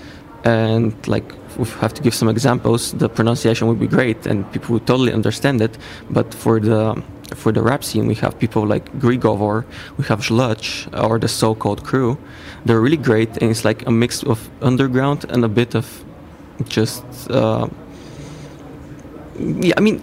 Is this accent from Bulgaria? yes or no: yes; Bulgaria; I'm from Bulgaria